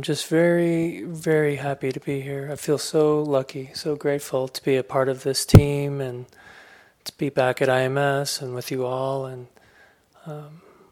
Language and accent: English; South Korea; also born or lived in Chattanooga, Tennessee / Durango, Colorado; now in United States; I was born in South Korea, but I've been living here 40-something years